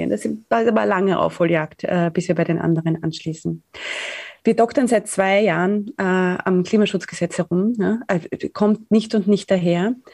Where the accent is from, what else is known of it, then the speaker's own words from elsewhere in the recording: Austria; born there; einfach weil wir da geboren sind in Österreich